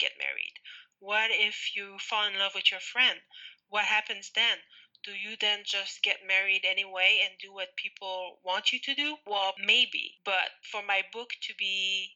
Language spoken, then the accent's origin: English; Rimouski, Quebec, Canada; I was from Rimouski